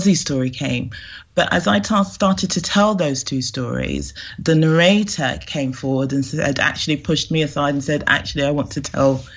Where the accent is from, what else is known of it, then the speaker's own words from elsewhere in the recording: London, United Kingdom; they both immigrated to the UK, and I was brought up in the UK